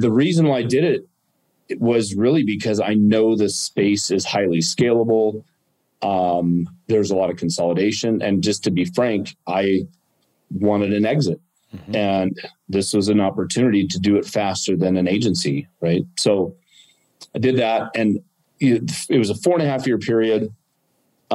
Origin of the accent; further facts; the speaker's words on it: Arizona, United States; also born or lived in California; I grew up in Arizona